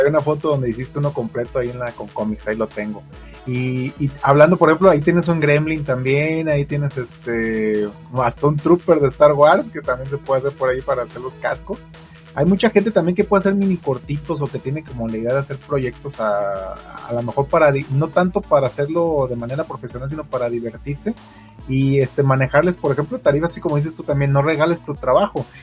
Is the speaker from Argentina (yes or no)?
no; Zamora, Michoacán, Mexico; moved away; soy de Zamora, Michoacán